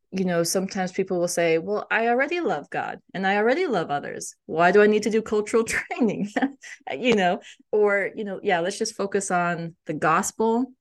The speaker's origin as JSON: {"language": "English", "country": "United States", "said": "as an Indian American growing up"}